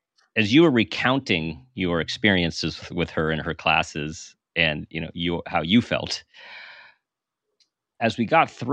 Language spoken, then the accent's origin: English; California, United States; I'm from California.